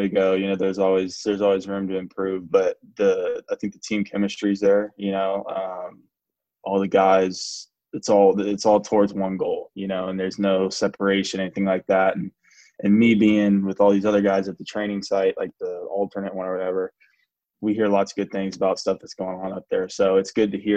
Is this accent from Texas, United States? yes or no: yes; Magnolia, Texas, United States; also born or lived in Dallas, Texas / The Woodlands, Texas; I'm from Magnolia, Texas